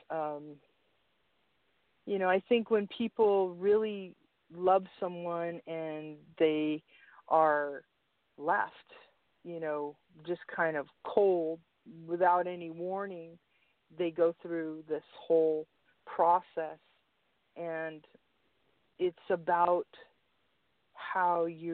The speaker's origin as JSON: {"language": "English", "town": "San Francisco", "region": "California", "country": "United States", "tie": "born or raised there", "said": "I grew up in the Mission in San Francisco"}